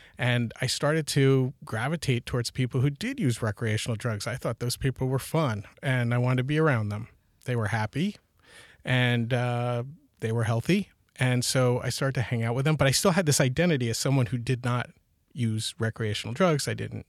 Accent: New York, United States; now in California, United States; We're originally from New York, and we moved to California in 2000.

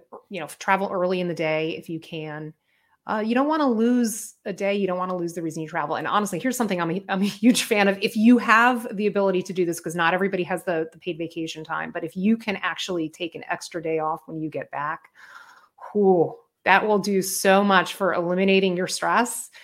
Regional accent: Miami, Florida, United States; moved away; I'm from Miami originally

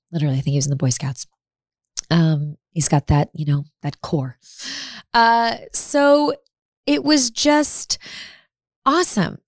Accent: Midwest, United States; We're both from the Midwest

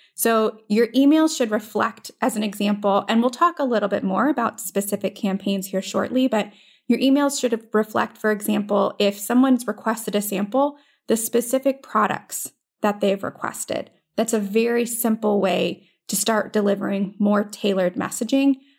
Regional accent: Florida, United States; moved away as an adult; also born or lived in Virginia; I am from Florida

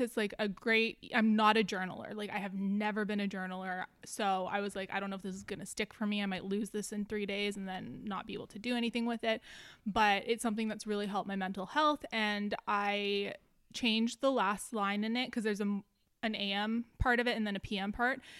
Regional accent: Canada; also born or lived in Vancouver; being Canadian

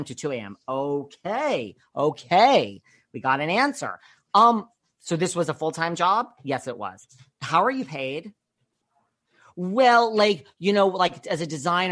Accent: New York, United States; I'm from New York

